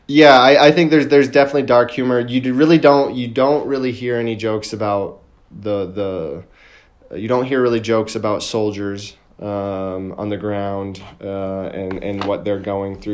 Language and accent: English; United States; moved away as an adult; now in Lviv, Ukraine; my experience as an American being in Ukraine, what it's like being a foreigner